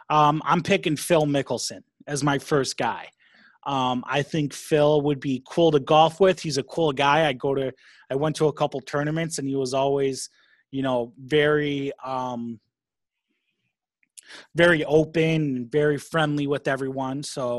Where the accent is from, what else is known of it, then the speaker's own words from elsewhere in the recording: South Africa; I'm from South Africa, sir.